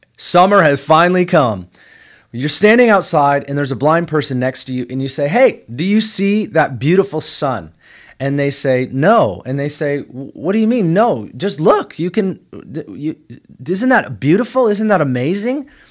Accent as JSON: {"language": "English", "country": "United States", "said": "I'm a kingdom citizen first, and I'm an American second"}